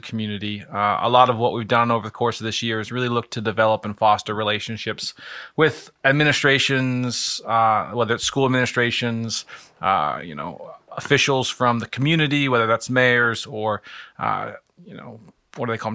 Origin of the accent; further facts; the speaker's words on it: Lynchburg, Virginia, United States; moved away as an adult; now in Akron, United States; I am from the state for Lovers, which is Virginia, the city of Lynchburg.